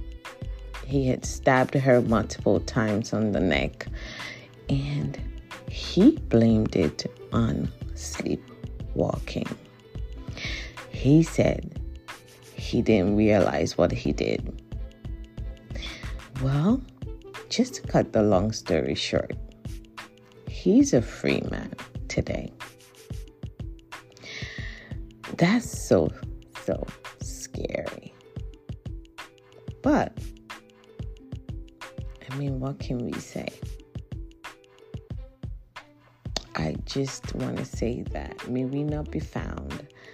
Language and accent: English; Nigeria; moved away; I am from Nigeria originally.